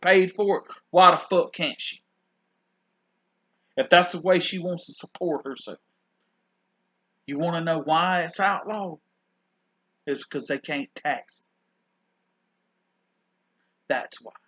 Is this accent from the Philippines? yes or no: no; South Carolina, United States; also born or lived in New York; I'm from South Carolina and I'm a redneck